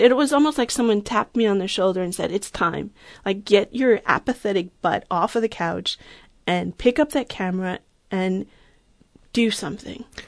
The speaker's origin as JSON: {"language": "English", "area": "Long Island", "region": "New York", "country": "United States", "tie": "born or raised there", "moved": "as an adult", "lives_now": "Berkeley, United States", "said": "I grew up on Long Island in New York"}